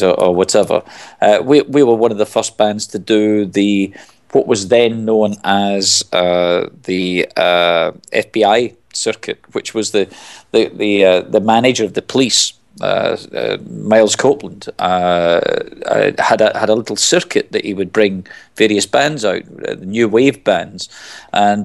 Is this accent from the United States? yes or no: no; Glasgow, Scotland, United Kingdom; moved away; I'm originally from Glasgow. I mean, I moved away from there a long time ago, but I go back an awful lot. I still consider it home.